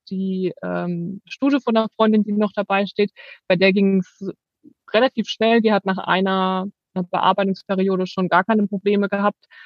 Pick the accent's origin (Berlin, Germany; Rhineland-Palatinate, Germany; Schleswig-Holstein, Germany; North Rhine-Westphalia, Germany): Rhineland-Palatinate, Germany; wir kommen aus der Südpfalz